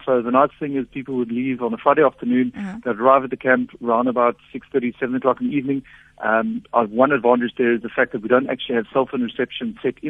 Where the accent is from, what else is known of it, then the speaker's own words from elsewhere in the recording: Botswana; I grew up a lot in Botswana and the West Coast. Always with the family, a lot of travel, a lot of sports tours and whatnot.